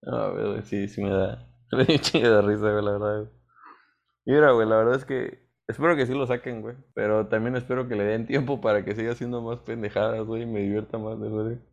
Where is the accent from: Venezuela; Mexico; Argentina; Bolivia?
Mexico; como mexicanos